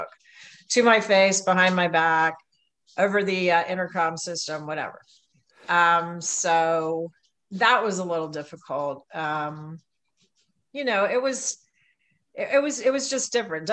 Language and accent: English; New York, United States; I am a New Yorker